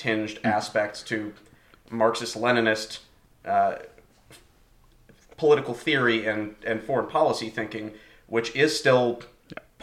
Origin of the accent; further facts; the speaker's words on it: United States; we in the U.S.